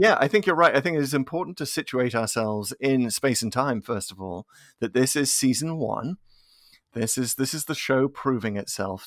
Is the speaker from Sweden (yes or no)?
no; United Kingdom; now in United States; as a British fan